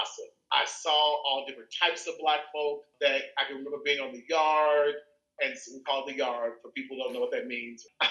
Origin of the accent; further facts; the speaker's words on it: Chicago, Illinois, United States; I'm originally from the south side of Chicago. I grew up in West Chatham